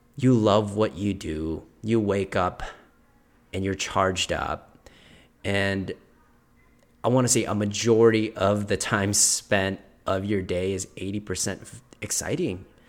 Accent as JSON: {"language": "English", "country": "Philippines", "tie": "born or raised there", "moved": "yes", "said": "I was born in Philippines."}